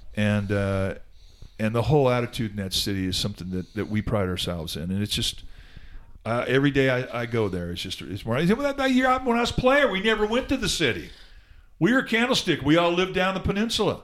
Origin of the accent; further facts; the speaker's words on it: Southern California, United States; I grew up in Southern California and was raised a Dodger fan